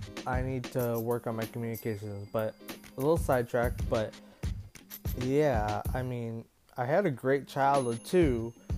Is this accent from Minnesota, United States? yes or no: yes; Minnesota, United States; now in Florida, United States; I grew up in Minnesota. I was a kid, but I moved to Florida to live with my mom in 2015